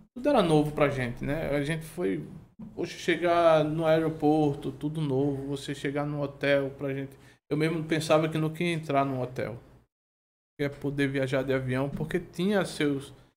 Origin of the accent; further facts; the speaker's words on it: Olinda, Pernambuco, Brazil; E eu sou de Peixinhos, nasci lá